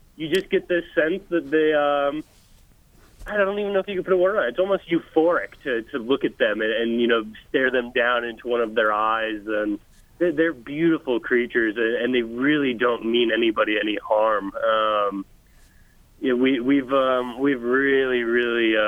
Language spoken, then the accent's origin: English; Colorado, United States; I grew up in Colorado